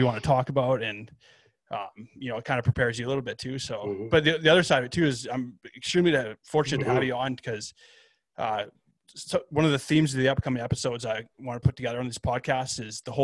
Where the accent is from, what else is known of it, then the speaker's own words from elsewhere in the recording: Lethbridge, Alberta, Canada; growing up in Lethbridge